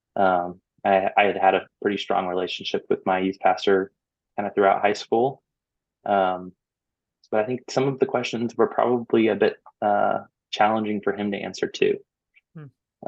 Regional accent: Orlando, Florida, United States; moved away as an adult; I was born and raised in Orlando, Florida

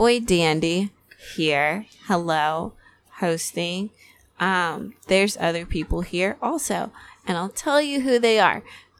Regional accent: United States; I'm an American, and I'm loud and proud about it, buddy.

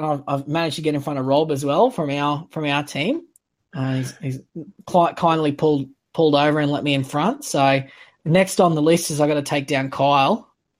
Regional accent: Queensland, Australia; as a Queenslander

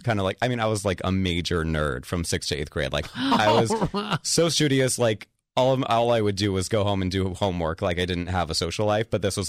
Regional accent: Palos Verdes, California, United States; also born or lived in Long Beach, California; I grew up in Long Beach for elementary school and then middle school, high school in Palos Verdes

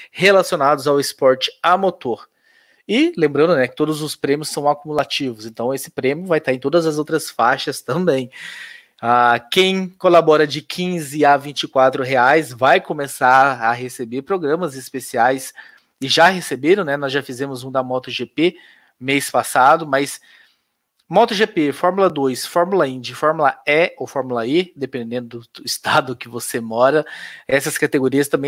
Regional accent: Curitiba, Paraná, Brazil; E como sou de Curitiba e por conhecer o Pequeno Príncipe, que é o hospital, né

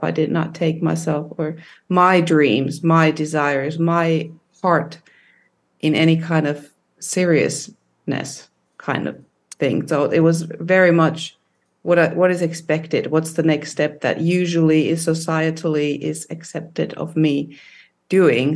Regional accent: Finland; when I was growing up in Finland

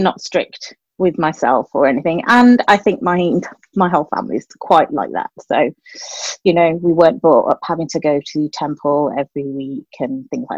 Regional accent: Dudley, West Midlands, United Kingdom; also born or lived in London; I was brought up in a little town called Dudley in the West Midlands in the UK, and that is actually where I currently live

